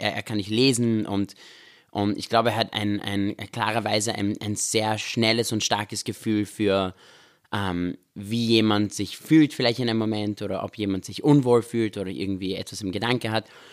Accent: Vienna, Austria; also born or lived in Israel; wir sind in Österreich aufgewachsen, in Wien

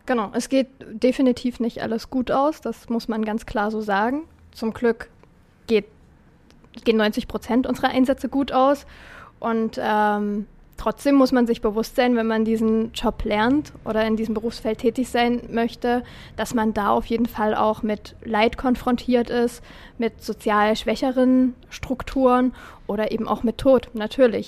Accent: Dippoldiswalde area, near Dresden, Saxony, Germany; unsere Rettungswache in Dippoldeswalde

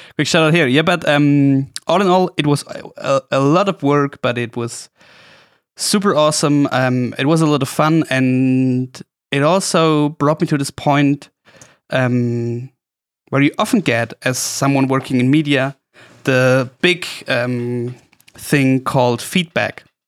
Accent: Oberstdorf, Bavaria, Germany; my hometown, Oberstdorf

